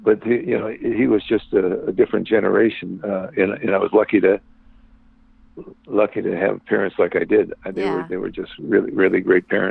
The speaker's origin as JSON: {"language": "English", "town": "LaSalle", "region": "Illinois", "country": "United States", "tie": "born or raised there", "said": "I grew up more in a small town in central Illinois called Lucelle, Illinois."}